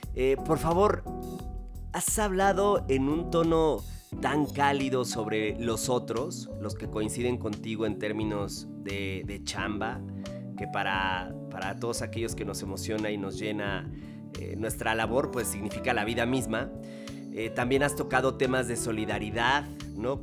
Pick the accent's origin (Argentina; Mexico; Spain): Mexico; como mexicanas y mexicanos tengamos una larga y abundante herencia culinaria